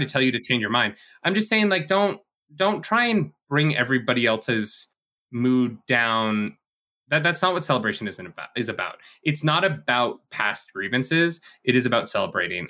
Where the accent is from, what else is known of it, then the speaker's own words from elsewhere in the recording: Canada; we are Canadian here, so, uh, we, we say Gouda